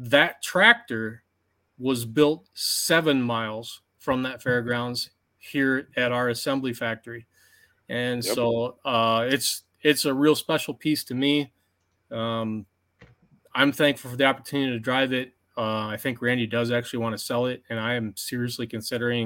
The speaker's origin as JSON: {"language": "English", "town": "Armada", "region": "Michigan", "country": "United States", "tie": "born or raised there", "said": "my hometown fair at Armada"}